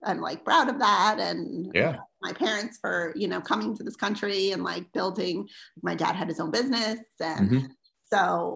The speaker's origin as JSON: {"language": "English", "town": "Philadelphia", "region": "Pennsylvania", "country": "United States", "moved": "yes", "lives_now": "Roswell, United States", "said": "we're from the Philadelphia area"}